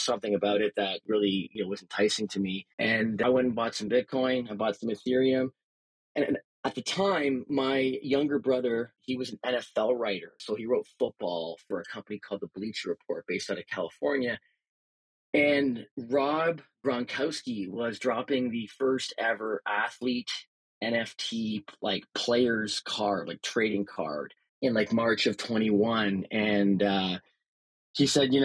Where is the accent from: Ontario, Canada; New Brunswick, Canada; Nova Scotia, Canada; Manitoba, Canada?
Ontario, Canada; Barcella comes from the street that I grew up on in Ontario